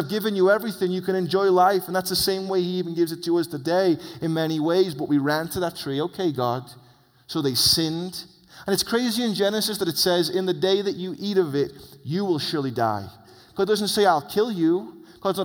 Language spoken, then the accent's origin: English; England, United Kingdom; now in United States; as an English man